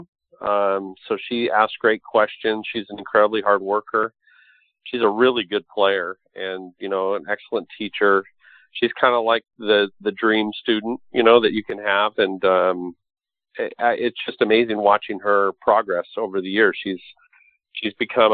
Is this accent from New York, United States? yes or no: no; Los Angeles, California, United States; I grew up in Hollywood as a kid